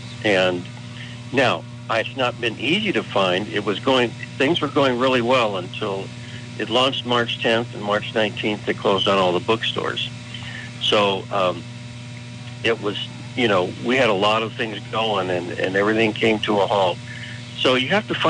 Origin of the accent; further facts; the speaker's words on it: California, United States; I am lifelong Californian